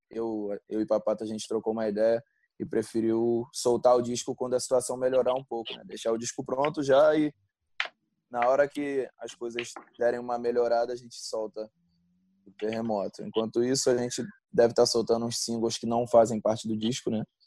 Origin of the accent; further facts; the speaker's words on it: Rio de Janeiro, Brazil; moved away; eu sou de Realengo, né? Zona Oeste do Rio, e, pô, acostumado com essa coisa de todo mundo se falar, morar perto, viver na rua